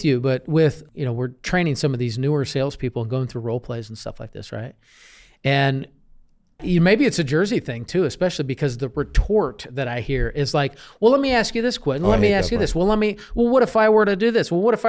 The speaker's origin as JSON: {"language": "English", "country": "Jordan", "tie": "born or raised there", "said": "Yeah. I was born and raised in Jordan."}